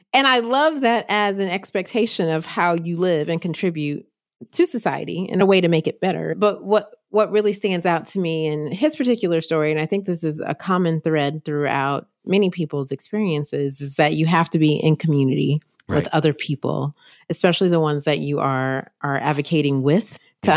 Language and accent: English; North Carolina, United States; my home state, North Carolina